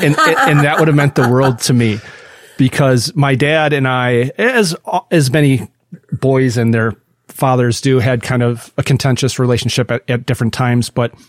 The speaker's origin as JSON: {"language": "English", "region": "Midwest", "country": "United States", "said": "we're both from the Midwest. Doug and I are both from the Midwest."}